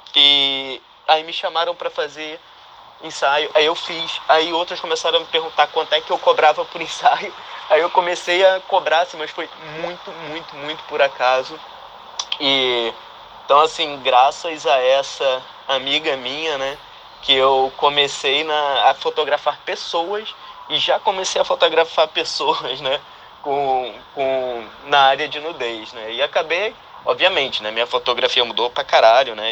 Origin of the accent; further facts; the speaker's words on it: Manaus, Amazonas, Brazil; now in Vancouver, Canada; Sou de Manaus, mas moro em Vancouver, no Canadá